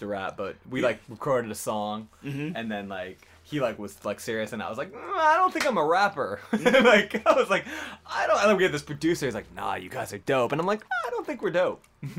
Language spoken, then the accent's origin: English; Los Angeles, California, United States; being a Jewish kid growing up in West LA.